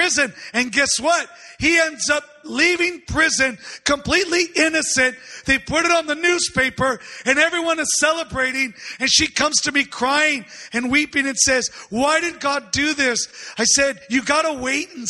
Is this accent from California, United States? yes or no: yes; San Diego, California, United States; I'm from San Diego